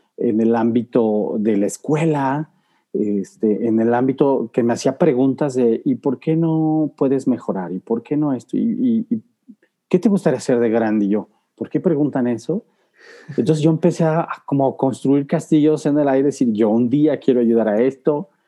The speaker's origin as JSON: {"language": "Spanish", "region": "Guanajuato", "country": "Mexico", "tie": "born or raised there", "said": "de pequeño soy originario aquí de Guanajuato"}